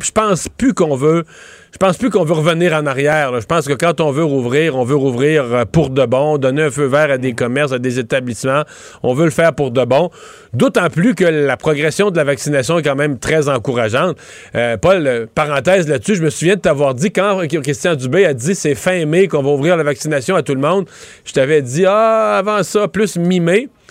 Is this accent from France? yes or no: no; Bas-Saint-Laurent, Quebec, Canada; dans ma région, chez nous, au Bas-Saint-Laurent